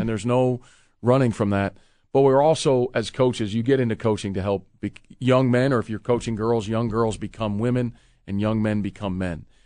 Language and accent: English; Illinois, United States; moved away; growing up in the Midwest myself from, from Illinois